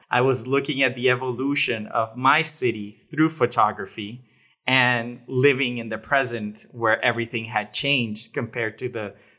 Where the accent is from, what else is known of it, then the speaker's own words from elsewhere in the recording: Monterrey, Nuevo León, Mexico; also born or lived in Dominican Republic; Yeah, I was born in Dominican Republic and then moved to Mexico in 1990, and I've lived here ever since, and I live some time in Canada, some time in the U.S., but most of the time here in Monterrey, Mexico